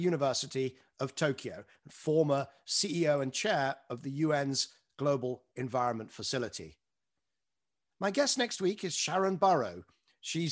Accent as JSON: {"language": "English", "country": "United Kingdom", "said": "I consider myself as British"}